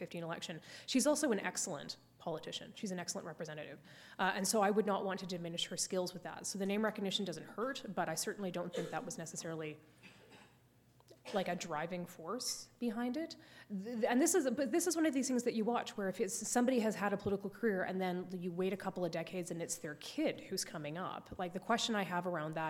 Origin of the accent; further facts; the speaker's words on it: Canada; as a Canadian